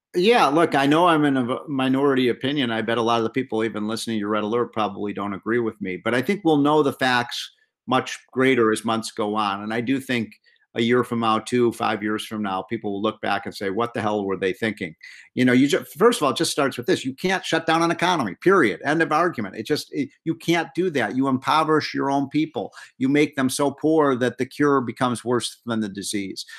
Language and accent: English; Illinois, United States; I'm from Illinois